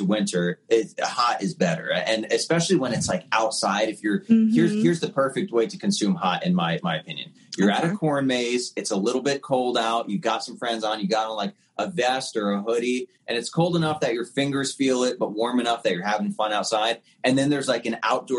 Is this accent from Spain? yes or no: no; Pennsylvania, United States; as a kid in PA, like, I'd go to church and I would see Krispy Kremes